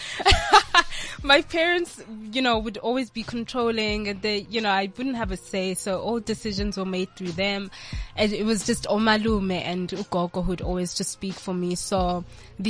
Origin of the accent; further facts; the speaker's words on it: Durban, KwaZulu-Natal, South Africa; I come from Durban